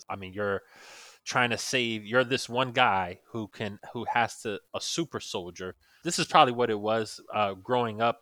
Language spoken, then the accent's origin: English; New York, United States; now in Florida, United States; I'm originally from New York, and, uh, so it was actually when I first moved down to Florida